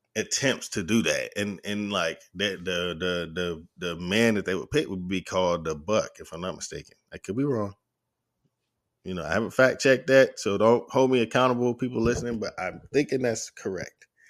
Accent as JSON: {"language": "English", "region": "the South", "country": "United States", "said": "I'm from the South"}